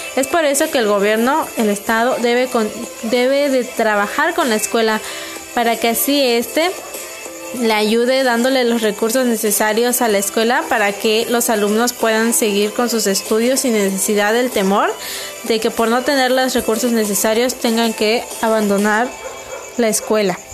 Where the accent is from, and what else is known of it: Mexico